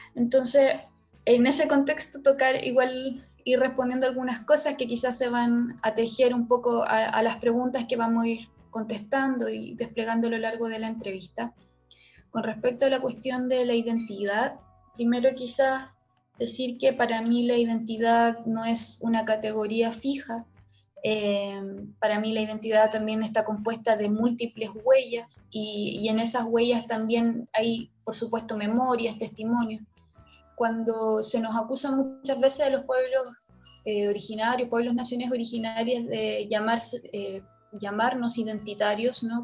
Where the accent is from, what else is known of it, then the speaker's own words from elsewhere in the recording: Chile; el lugar donde yo nací, que es la ciudad, pero tampoco es cualquier ciudad, es la periferia de una ciudad